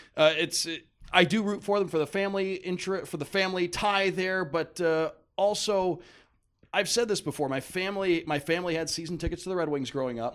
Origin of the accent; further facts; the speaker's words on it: Detroit, Michigan, United States; moved away; I grew up in Detroit